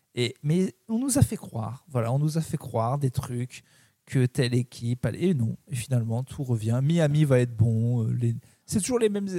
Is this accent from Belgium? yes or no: no; Clermont-Ferrand, Auvergne-Rhône-Alpes, France; Je suis de Clermont